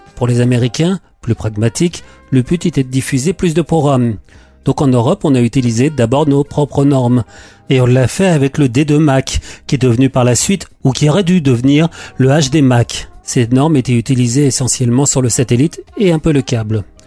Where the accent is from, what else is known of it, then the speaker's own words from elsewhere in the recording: France; chez nous en France